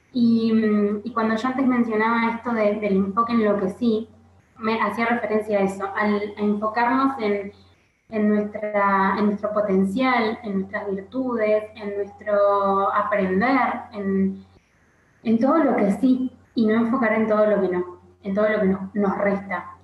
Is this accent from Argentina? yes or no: yes; Argentina; soy argentina y vivo en Argentina